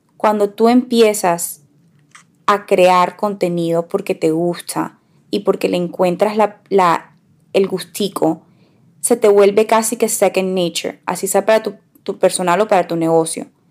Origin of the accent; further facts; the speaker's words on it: Barranquilla, Atlántico, Colombia; Nosotras crecimos en Barranquilla